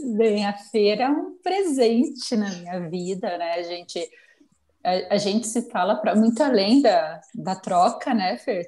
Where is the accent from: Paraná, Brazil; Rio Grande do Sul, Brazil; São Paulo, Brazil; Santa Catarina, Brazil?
Paraná, Brazil; Fazenda Rio Grande; eu sou de Curitiba, de verdade, uma cidadezinha metropolitana de Curitiba, que é a Fazenda Rio Grande